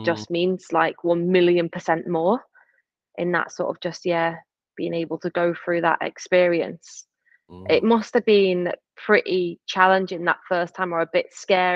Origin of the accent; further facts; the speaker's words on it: Stockport, North West England, United Kingdom; from Manchester, but from like council estate in Stockport